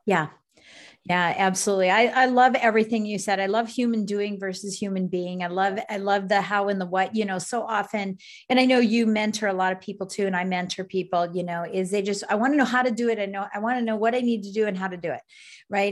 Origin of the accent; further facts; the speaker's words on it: Colorado Springs, Colorado, United States; I'm from Colorado Springs, Colorado